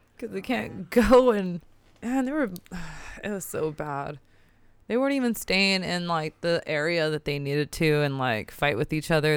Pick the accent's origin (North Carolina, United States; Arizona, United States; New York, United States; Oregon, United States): Oregon, United States; Portland; I'm mixed. I'm American. I'm born here.